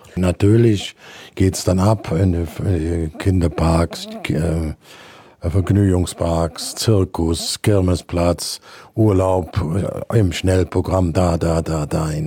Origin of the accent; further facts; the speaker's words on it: Brühl, North Rhine-Westphalia, Germany; von meinem Heimatort Brühl, das ist direkt bei Köln